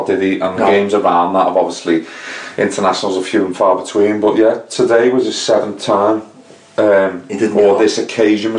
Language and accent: English; England, United Kingdom; as an Englishman